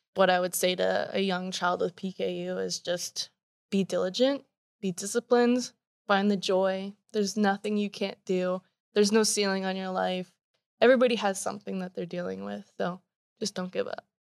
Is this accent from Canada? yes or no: yes; Canada; moved away as an adult; also born or lived in Washington State; now in Washington, United States; born and raised in Canada. uh, just moved to Washington State